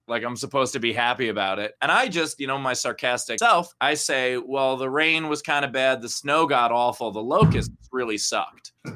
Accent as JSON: {"language": "English", "town": "New York City", "region": "New York", "country": "United States", "tie": "born or raised there", "also_born_or_lived": "Forest Hills / Rego Park / Long Island City / Bellerose", "said": "So born and raised in uh, well, I guess not born, but raised in uh, Briarwood"}